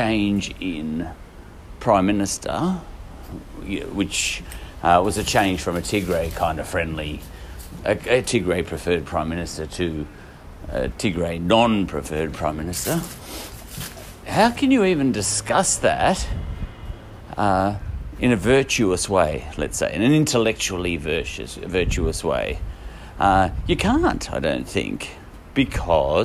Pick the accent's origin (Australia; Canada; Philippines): Australia; As an Australian